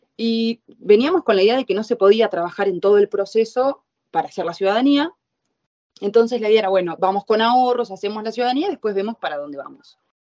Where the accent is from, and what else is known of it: Argentina; moved away as an adult; now in Italy